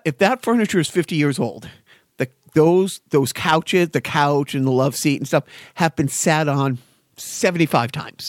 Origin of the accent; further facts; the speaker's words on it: Everett, Massachusetts, United States; now in Lowell, United States; I grew up in Everett